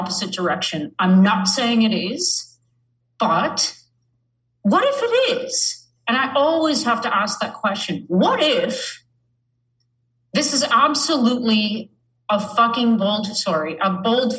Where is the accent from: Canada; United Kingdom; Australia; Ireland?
Canada; I'm from Canada